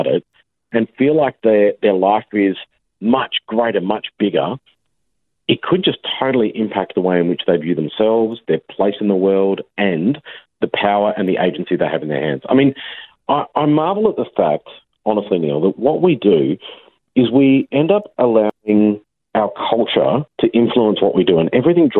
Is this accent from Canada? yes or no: no; Australia; we're actually small as a nation and we're right on the other side of the world